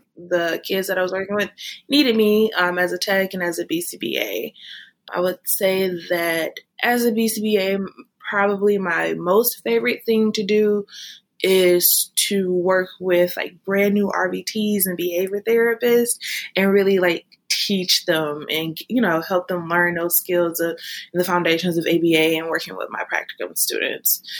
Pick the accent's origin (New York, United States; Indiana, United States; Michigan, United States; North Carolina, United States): Michigan, United States; moved away as an adult; now in Texas, United States; I am currently residing in Texas. I'm originally from Michigan